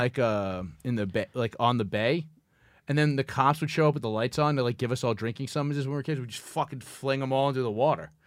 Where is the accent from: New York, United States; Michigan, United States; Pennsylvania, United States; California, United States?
New York, United States; New York City; when you're, like, fifteen growing up in Brooklyn